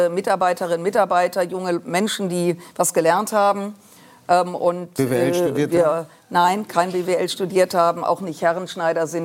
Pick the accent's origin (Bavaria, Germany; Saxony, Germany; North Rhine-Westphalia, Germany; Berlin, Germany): North Rhine-Westphalia, Germany; Düsseldorf